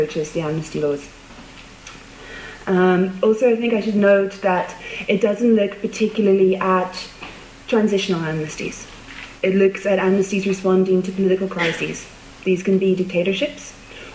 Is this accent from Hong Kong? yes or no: no; Ireland; I'm Irish